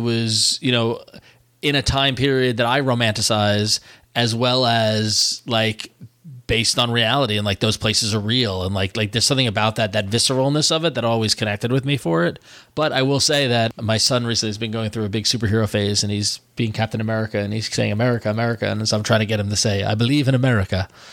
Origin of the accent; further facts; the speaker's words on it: New York, United States; growing up in New York, growing up Italian